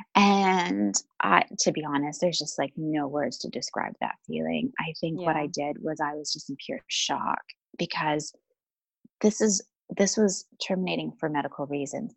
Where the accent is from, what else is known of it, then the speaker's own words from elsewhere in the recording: Vancouver, British Columbia, Canada; moved away as an adult; also born or lived in London, United Kingdom; I'm originally from Vancouver, Canada